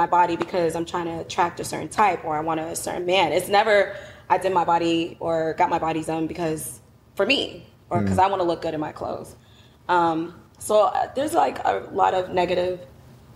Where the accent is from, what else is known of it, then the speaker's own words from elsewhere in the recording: Boston, Massachusetts, United States; I'm from Boston. We have to articulate our words